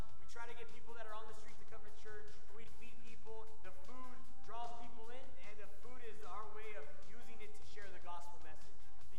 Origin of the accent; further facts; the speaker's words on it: Sanger, United States; I grew up in Sanger.